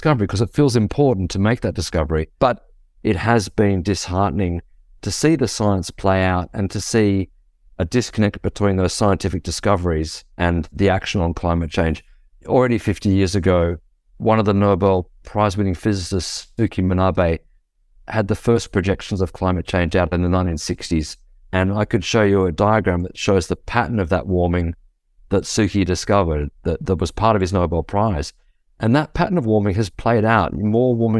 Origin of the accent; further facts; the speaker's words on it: Australia; I'm from Australia